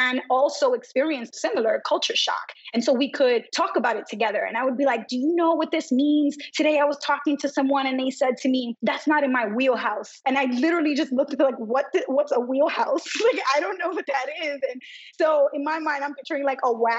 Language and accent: English; New York City, New York, United States; I was brought up in New York City, vibrant Brooklyn, Dominican American community